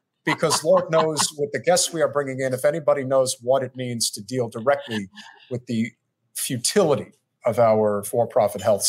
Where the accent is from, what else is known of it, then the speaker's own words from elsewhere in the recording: New York, United States; I was born in New York